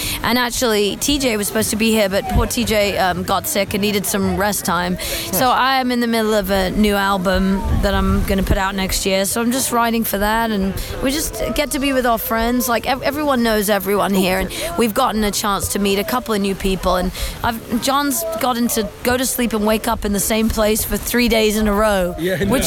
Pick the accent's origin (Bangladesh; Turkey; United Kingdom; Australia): United Kingdom; London; moved away as an adult; also born or lived in New Zealand; now in Nashville, United States; I was born in London. Okay. I was raised for part of my childhood in New Zealand.